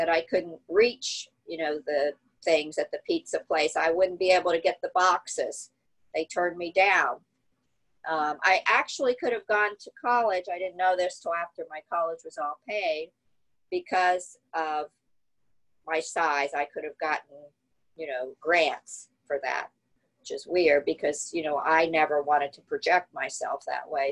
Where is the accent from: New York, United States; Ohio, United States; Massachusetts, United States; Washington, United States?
Ohio, United States; Southern; also born or lived in Cape Cod; I grew up in Southern Ohio, which is probably a little like Galveston, Southern Ohio. It's kind of Appalachia, coming from Cape Cod